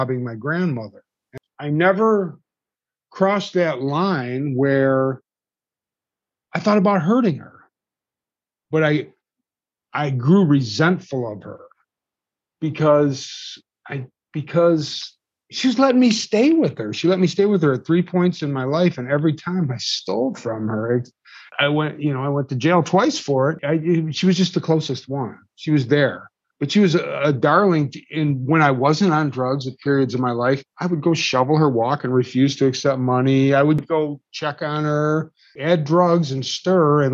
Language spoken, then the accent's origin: English; Detroit, Michigan, United States; I grew up in Detroit